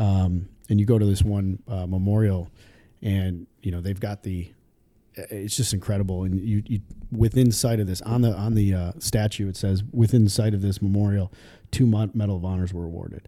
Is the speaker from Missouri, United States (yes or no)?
no; Dunkirk, New York, United States; I grew up in a little town just south of Buffalo called Dunkirk, New York